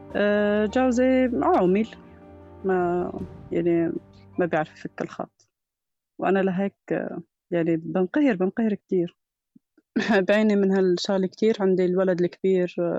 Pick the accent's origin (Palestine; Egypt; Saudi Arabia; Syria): Syria; Kafranbel, Idlib Governorate; moved away as an adult; also born or lived in Barisha camp; now in Barisha, Syria; كفرنبيل يعني بضيعتنا